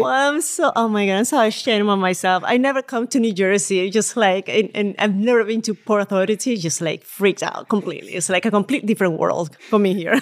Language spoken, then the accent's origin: English; Puerto Ordaz, Bolívar, Venezuela; moved away as an adult; also born or lived in Caracas, Venezuela / Tampa, Florida / Spain; now in New York, United States; I was actually born in Venezuela. And all my childhood, I lived in Venezuela